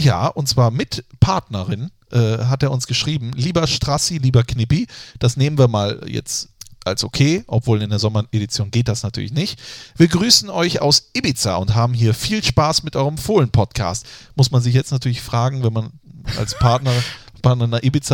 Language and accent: German; Germany